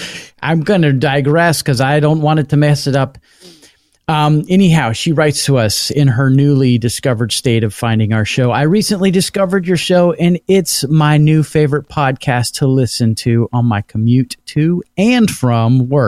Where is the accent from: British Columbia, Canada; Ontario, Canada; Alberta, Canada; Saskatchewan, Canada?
Ontario, Canada; Toronto; I'm from Toronto, Ontario, Canada.